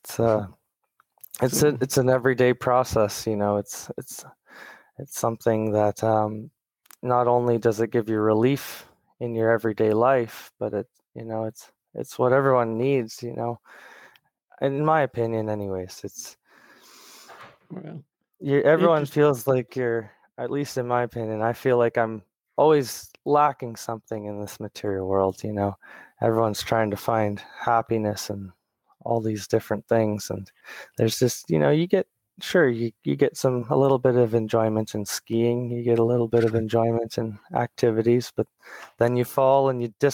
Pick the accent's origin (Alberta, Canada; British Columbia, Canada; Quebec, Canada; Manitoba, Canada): British Columbia, Canada; also born or lived in Ontario, Canada; We're originally from Ontario, Canada, and we moved to British Columbia when I was around 7 years old.